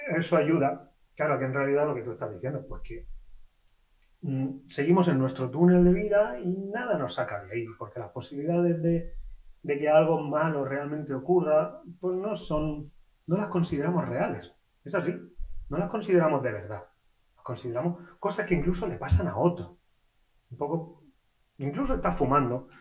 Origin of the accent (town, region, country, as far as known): Spain